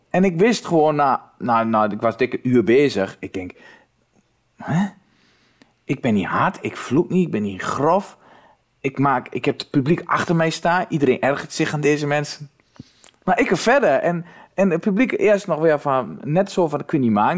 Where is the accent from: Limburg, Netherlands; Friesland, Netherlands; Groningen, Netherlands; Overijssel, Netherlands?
Overijssel, Netherlands; Twente; accent: Twents; ik kwam wel uit Twente